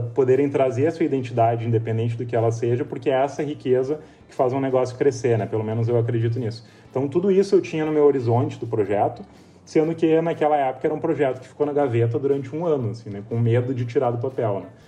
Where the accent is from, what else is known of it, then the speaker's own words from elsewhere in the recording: São Sebastião do Caí, Rio Grande do Sul, Brazil; eu venho de uma cidade do interior, de São Sebastião do Caí, que é, que é perto de Porto Alegre, mas é uma cidade pequena